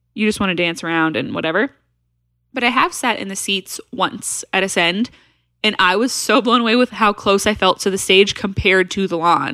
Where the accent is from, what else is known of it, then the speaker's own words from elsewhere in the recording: Nashville, Tennessee, United States; We're from Nashville